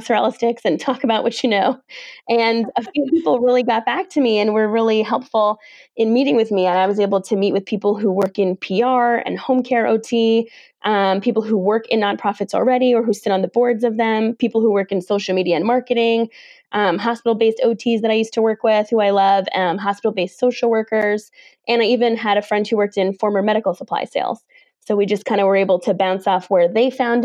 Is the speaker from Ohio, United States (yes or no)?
no; New York, United States; I'm from New York